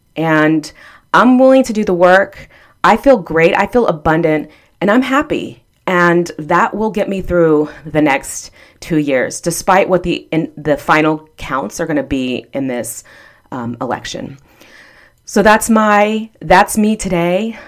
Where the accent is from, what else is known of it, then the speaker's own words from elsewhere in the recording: Texas, United States; now in Florida, United States; I'm from Texas, and I, um, am a Ann Richards Democrat from Texas